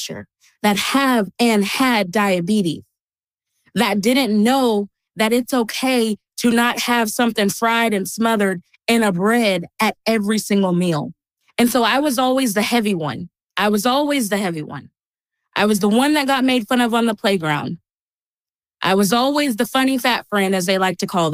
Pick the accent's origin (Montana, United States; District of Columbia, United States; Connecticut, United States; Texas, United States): Texas, United States; I grew up in Texas